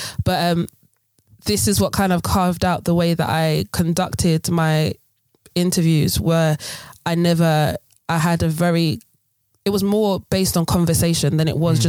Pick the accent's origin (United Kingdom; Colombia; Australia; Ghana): Ghana; You know, being Ghanaian, we love our hall parties. We love all these different things.